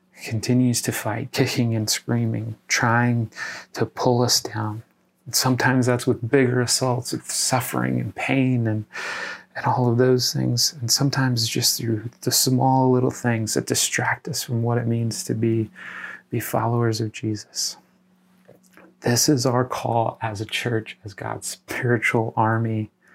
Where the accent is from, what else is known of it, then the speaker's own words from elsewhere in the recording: Iowa, United States; my home state of Iowa